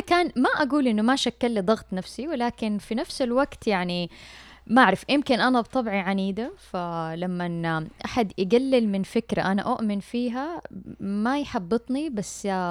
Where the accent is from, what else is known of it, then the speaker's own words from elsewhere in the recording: Mecca, Makkah Province, Saudi Arabia; أنا من مواليد مكة